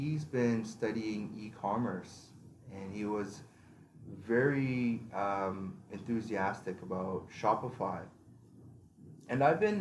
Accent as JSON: {"language": "English", "country": "Canada"}